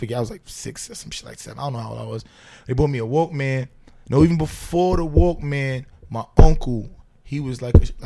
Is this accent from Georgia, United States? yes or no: no; New York City, New York, United States; also born or lived in Lower East Side, Manhattan; Bed-Stuy and Crown Heights, you know what I'm saying? I grew up.